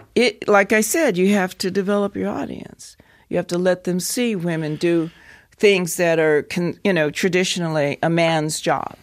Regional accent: United States; moved away as an adult; also born or lived in Wyoming / Colorado; I'm from Colorado, Wyoming

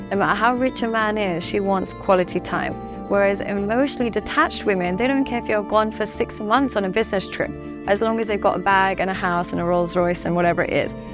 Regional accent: Dubai, United Arab Emirates; now in London, United Kingdom; because I come from Dubai and I live in London

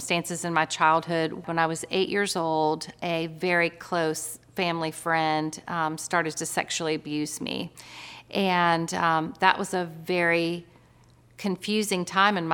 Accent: Florida, United States; now in North Carolina, United States; Originally, I'm from Florida, which is kind of a funny fact about me because I've lived in North Carolina my whole adult life.

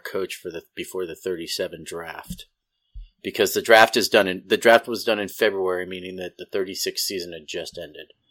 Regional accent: Petaluma, California, United States; moved away; I was born in Petaluma, California, which is about forty miles north of, uh, San Francisco.

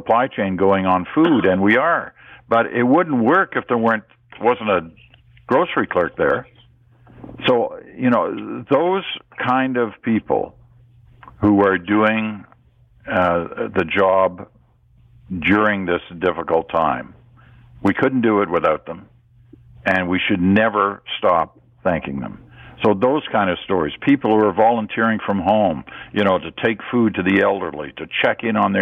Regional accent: Ottawa, Ontario, Canada; also born or lived in England / Churchill, Manitoba; we came over from England. I was kind of 8 or 10 years old before I really got into hockey, and it was the late 1950s. And we were in Ottawa

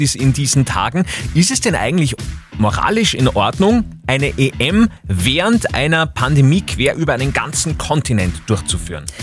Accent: Upper Austria, Austria; bei uns in Oberösterreich

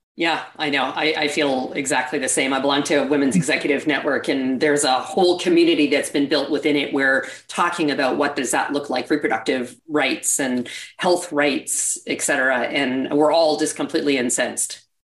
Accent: Canada; accent: Canadian; now in United States; Might hear a bit of an accent. I'm actually originally from Canada.

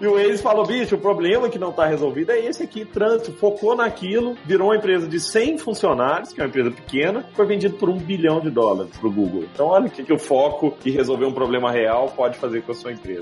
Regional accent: Brazil; moved away; also born or lived in Rio de Janeiro / Belo Horizonte; Sou do interior, minha família é toda do interior

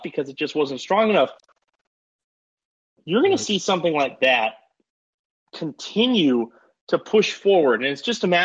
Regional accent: Bay Area, California, United States; I grew up in the Bay Area. So I grew up around Cal and Stanford

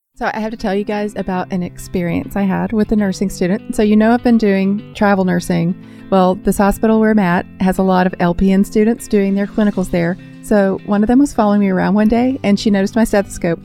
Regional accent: Tennessee, United States; I'm from Tennessee, but I'm not from that area.

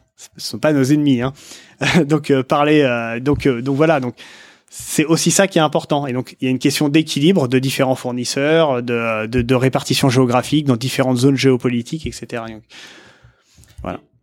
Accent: France; je dis français parce qu'on est français

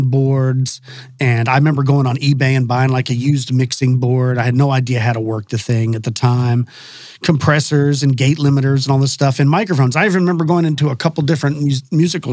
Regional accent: Texas, United States; I'm a native Texan. I was born here in Texas. I grew up in a small town just west of Dallas-Fort Worth

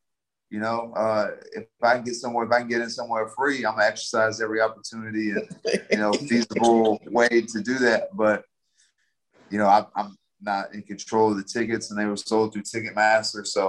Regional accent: San Antonio, Texas, United States; moved away; I'm from San Antonio

